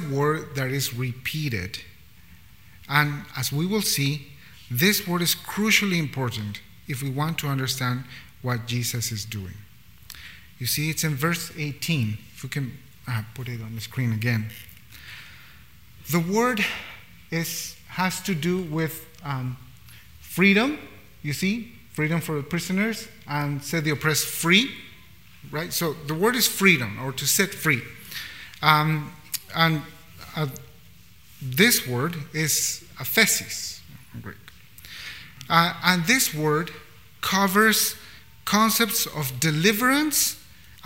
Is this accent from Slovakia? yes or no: no; Bolivia; now in Vancouver, Canada; I come from a context from Bolivia, which is a beautiful, beautiful country